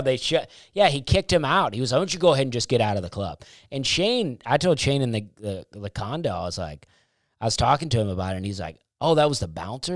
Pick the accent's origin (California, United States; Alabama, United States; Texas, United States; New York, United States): Alabama, United States; I grew up in Alabama